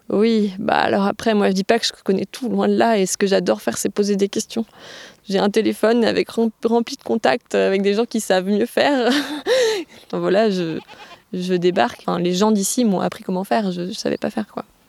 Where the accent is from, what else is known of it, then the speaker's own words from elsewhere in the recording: Aveyron, Occitania, France; also born or lived in Albi; now in Verfeil-sur-Seye, France; je suis née à Albi et j'ai grandi euh, dans l'Aveyron